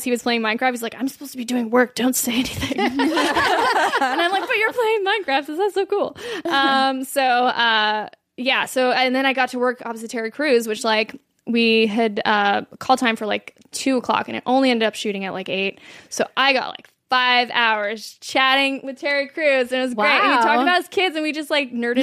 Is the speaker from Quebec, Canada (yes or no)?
yes; Quebec, Canada; now in United States; I grew up in Quebec, and poutine's, like, just the big thing.